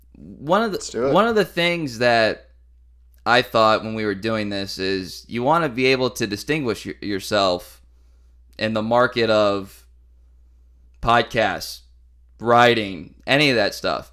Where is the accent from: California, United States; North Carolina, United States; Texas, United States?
Texas, United States; you are, like me, from Texas